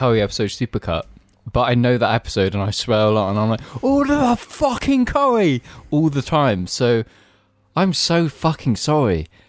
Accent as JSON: {"language": "English", "region": "England", "country": "United Kingdom", "said": "England is just we're America's bitch."}